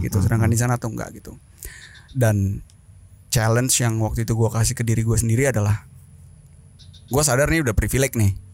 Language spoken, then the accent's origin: Indonesian; Indonesia; moved away as an adult; now in Germany; Kenalin semuanya … Um, gua asli Indonesia.